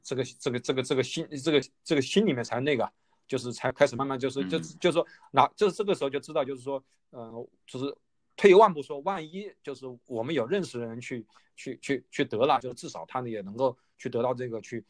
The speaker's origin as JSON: {"language": "Chinese", "town": "Wuhan", "region": "Hubei", "country": "China", "moved": "yes", "lives_now": "Australia", "said": "就是因为我是武汉人"}